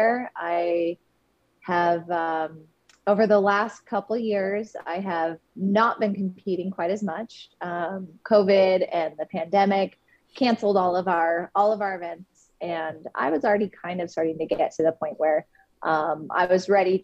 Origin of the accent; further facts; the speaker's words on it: Seattle, Washington, United States; now in Hood River, United States; So I currently live in Hood River, Oregon in the United States, but I am originally from the Seattle, Washington area.